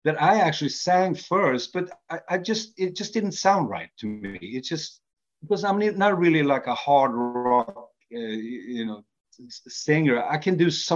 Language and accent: English; Sweden; also born or lived in Norway; even though I was born in Norway, but I came to Sweden when I was 2 years old, so I'm considered more, you know, Swedish